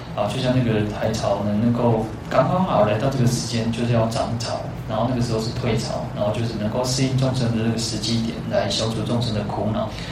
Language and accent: Chinese; Taiwan; first language Taiwanese Hokkien; Chinese is a second language; 我的语言为什么会慢慢多了更多的台语的语言，因为他是我的母语，我从小是讲这个话长大的